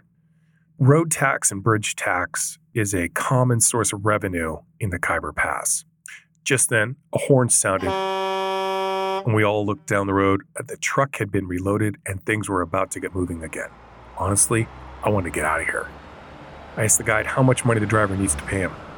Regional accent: Vancouver, British Columbia, Canada; I come from Vancouver, Canada.

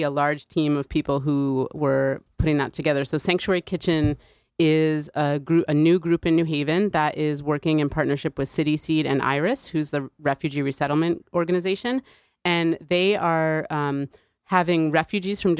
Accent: New Haven, Connecticut, United States; growing up in New Haven, there were kids in my school

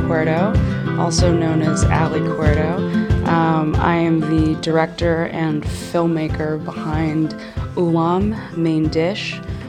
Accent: Southern California, United States; moved away as an adult; also born or lived in Los Angeles; now in New York, United States; I grew up in Southern California. My parents are from the Philippines.

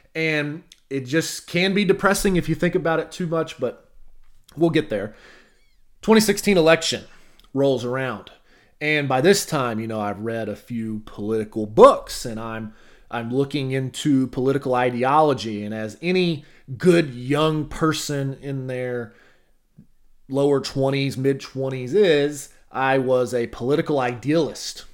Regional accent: Arkansas, United States; moved away; I drive back to my hometown

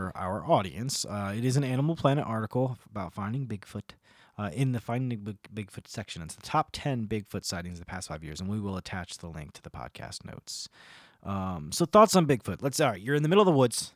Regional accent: New Jersey, United States; I'm from New Jersey.

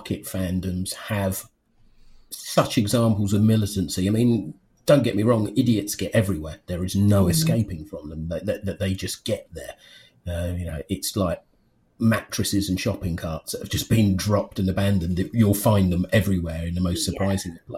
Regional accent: United Kingdom; I'm a man who's nearly 51. I'm British.

